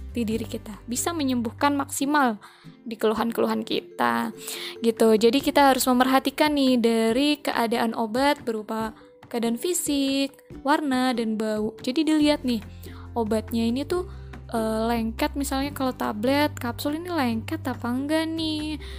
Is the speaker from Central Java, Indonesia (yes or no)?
yes; Ngapak, Central Java, Indonesia; accent: medok, ngapak; saya juga memang asli orang ngapak